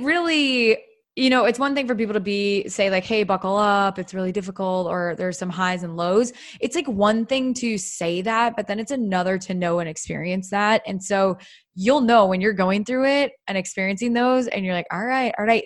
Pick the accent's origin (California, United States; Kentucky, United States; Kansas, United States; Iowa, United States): Iowa, United States; I'm originally from Iowa.